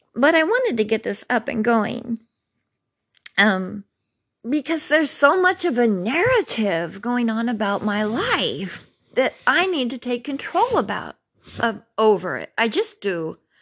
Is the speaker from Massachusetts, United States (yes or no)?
no; Carmichael, California, United States; also born or lived in Mather Air Force Base; growing up in Carmichael and Mather Air Force Base.